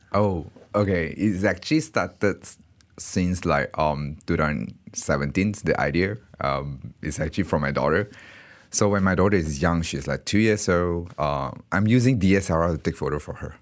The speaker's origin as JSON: {"language": "English", "country": "Malaysia", "tie": "born or raised there", "also_born_or_lived": "Singapore", "moved": "as an adult", "said": "I actually from Malaysia"}